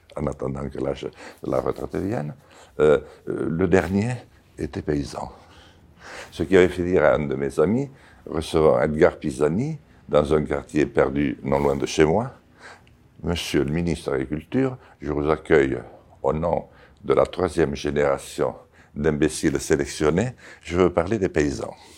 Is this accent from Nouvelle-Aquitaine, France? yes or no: yes; Béarn, Nouvelle-Aquitaine, France; first language Béarnais; French is a second language; J'y suis né. Et j'y suis né, j'y ai grandi